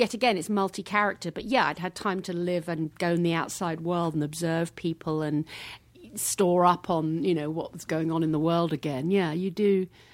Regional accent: Hackbridge, London, United Kingdom; I mean, I came from Hackbridge. I had a fish and chip shop and a sewer works where I grew up.

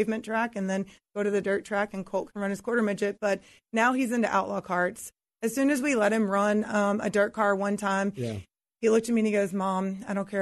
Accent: Texas, United States; I grew up in Texas

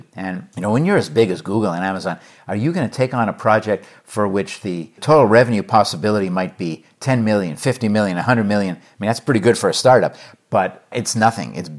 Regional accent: Montreal, Quebec, Canada; also born or lived in New York / Los Angeles; now in Hanover, United States; From Montreal

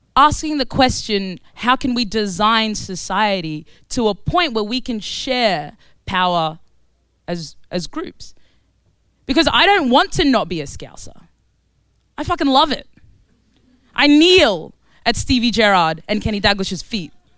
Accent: Australia; also born or lived in Khartoum, Sudan; now in London, United Kingdom; So I was born in Sudan. I was born in Khartoum, Sudan. And I grew up in Australia. And I now live in East London

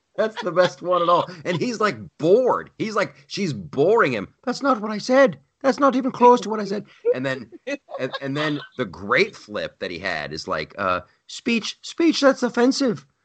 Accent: Columbus, Ohio, United States; Columbus, Ohio, my hometown

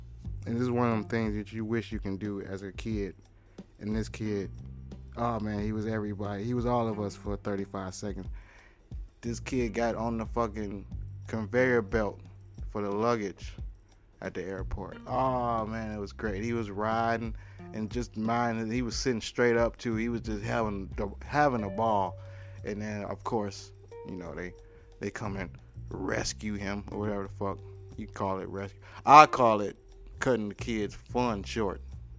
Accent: New Zealand; you're Australian, I'm from New Zealand.

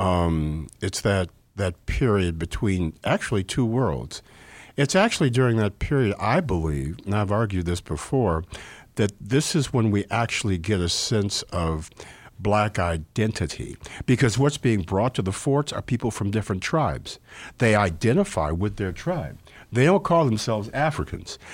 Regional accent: Evanston, Illinois, United States; I grew up in Evanston in the fifties, and, uh, the sixties

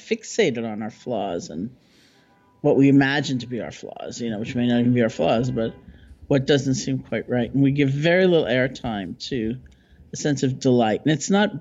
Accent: New York, United States; I'm a New Yorker

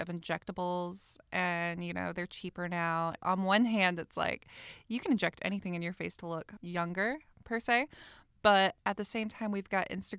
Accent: the South, United States; accent: Southern; me and my repressed Southern accent

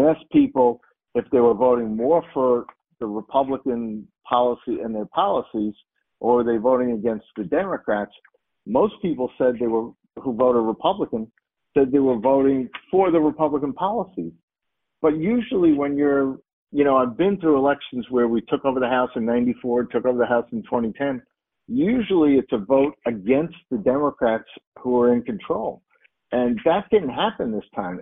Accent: New York, United States; in my, my home state, New York, they don't require voter ID

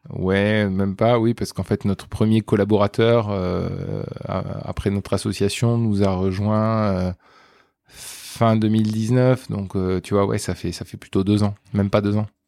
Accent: Toulouse, Occitania, France; now in Paris, France; je viens de Toulouse

